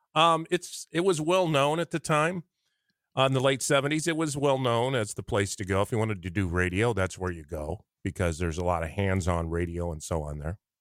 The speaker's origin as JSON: {"language": "English", "town": "Lincoln", "region": "Nebraska", "country": "United States", "also_born_or_lived": "North Platte", "said": "I'm from Lincoln"}